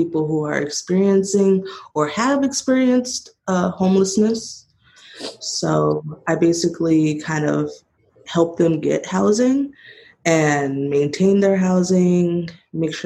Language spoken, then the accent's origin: English; Monrovia, California, United States; originally I'm from Monrovia, California